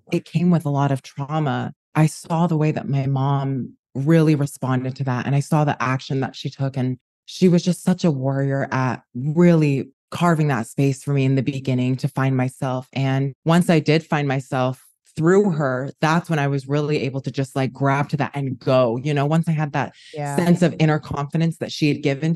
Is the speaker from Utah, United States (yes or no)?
yes; Utah, United States; moved away as an adult; now in New York, United States; I am a New Yorker born in Utah